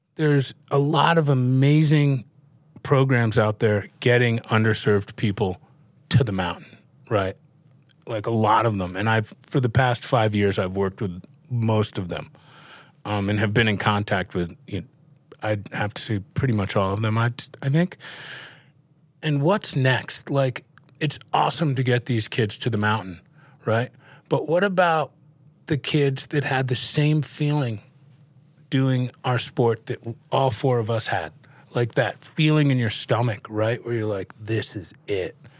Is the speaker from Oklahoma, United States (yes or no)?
no; New York City, New York, United States; Growing up in New York and in the city and, uh, having a family who was in the dry cleaning business, I grew up around clothes.